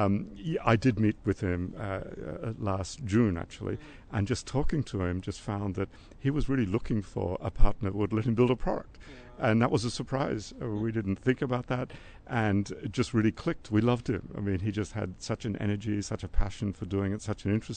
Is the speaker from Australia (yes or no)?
yes; Australia; I'm Australian